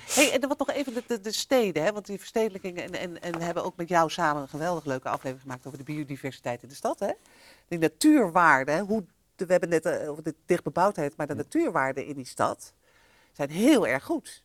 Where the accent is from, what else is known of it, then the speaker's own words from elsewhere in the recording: Amsterdam, North Holland, Netherlands; Wij Amsterdammers